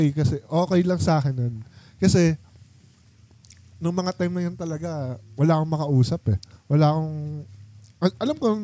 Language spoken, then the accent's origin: Tagalog; Quezon City, Metro Manila, Philippines; sabi ko, dito lang sa QC, ganyan, ganyan. Uh, ano, mga Bisaya kasi kami.